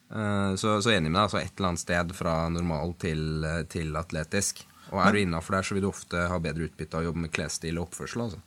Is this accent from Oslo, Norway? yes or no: yes; Oslo, Norway; Jeg er fra Sankthanshaugen i Oslo